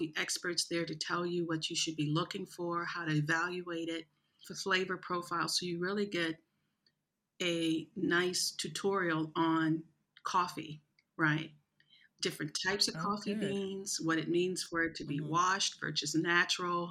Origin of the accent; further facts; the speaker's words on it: East St. Louis, Illinois, United States; moved away as an adult; now in Abu Dhabi, United Arab Emirates; growing up in East St. Louis, which is a really, really rough city